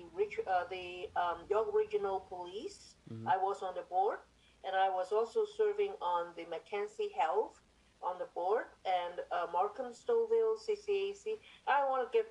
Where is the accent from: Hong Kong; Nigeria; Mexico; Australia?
Hong Kong; moved away as an adult; also born or lived in Ontario, Canada; now in Richmond Hill, Canada; I came from Hong Kong 40 years ago. I came with my husband and my two-year-old